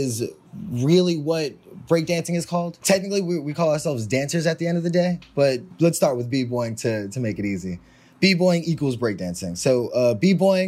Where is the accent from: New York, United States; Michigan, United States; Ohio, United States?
New York, United States; New York City; I'm born and raised in Harlem